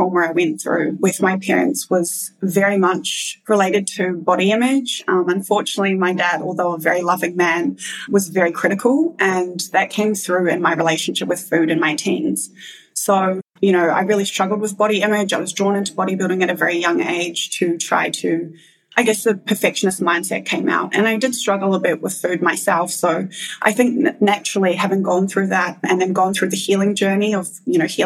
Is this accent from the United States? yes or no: no; New Zealand; moved away; I am originally from New Zealand